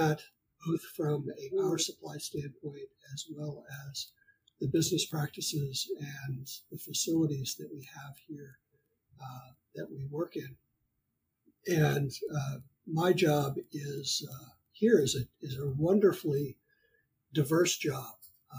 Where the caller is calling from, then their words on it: Burbank, California, United States; I am recording this from Burbank, California in the United States.